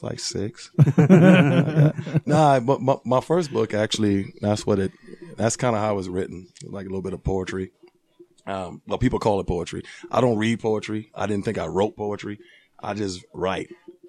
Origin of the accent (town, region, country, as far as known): Arlington, Virginia, United States; born or raised there; moved away as an adult; also born or lived in Liberia; now in Utah, United States